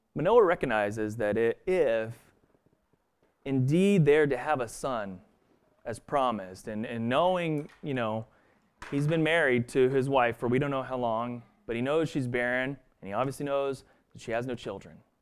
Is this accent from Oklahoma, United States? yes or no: yes; Stillwater, Oklahoma, United States; moved away; also born or lived in Boston; growing up in Stillwater, Oklahoma